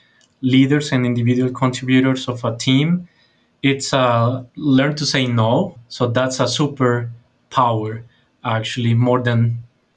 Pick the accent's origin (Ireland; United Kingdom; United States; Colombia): Colombia; from Colombia, South America, not Colombia, by the way